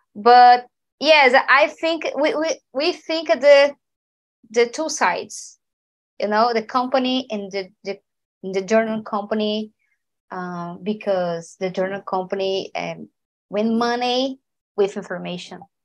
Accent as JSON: {"language": "English", "town": "Recife", "region": "Pernambuco", "country": "Brazil", "second_language": "English", "said": "I'm from Recife."}